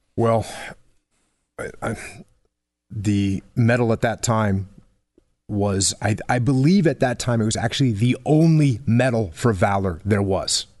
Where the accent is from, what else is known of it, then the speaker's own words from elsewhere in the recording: New England, United States; moved away; I grew up in New England